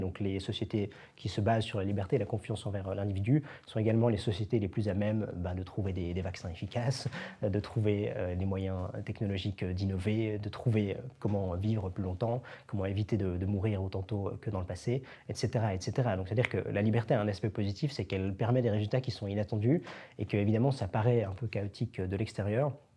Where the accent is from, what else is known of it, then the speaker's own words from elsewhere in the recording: Switzerland; en tant que Suisse